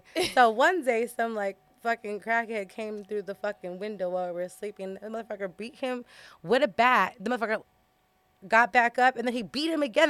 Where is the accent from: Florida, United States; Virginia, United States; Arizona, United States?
Arizona, United States; Tucson; I'm from Tucson, Arizona.